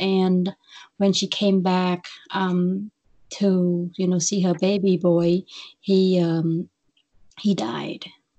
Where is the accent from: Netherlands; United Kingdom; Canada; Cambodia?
Cambodia; Phnom Penh; English is a second language; moved away as an adult; also born or lived in Iowa, United States; now in Chicago, United States; I was born and raised in Phnom Penh, Cambodia.